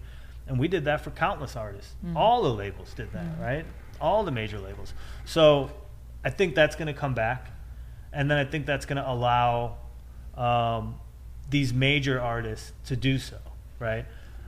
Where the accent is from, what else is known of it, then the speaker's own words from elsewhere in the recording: Midwest, United States; We're from the Midwest.